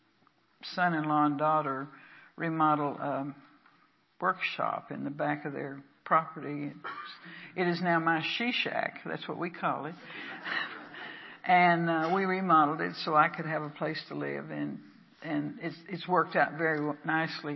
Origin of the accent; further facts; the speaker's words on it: Texas, United States; now in Pacific Northwest, United States; I'm from the South. I'm from Texas.